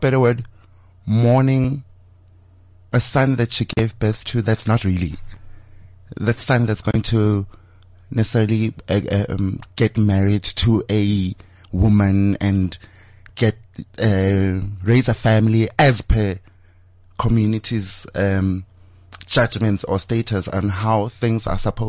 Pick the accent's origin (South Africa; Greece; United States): South Africa; Johannesburg, Gauteng; Born and bred in Gomorrah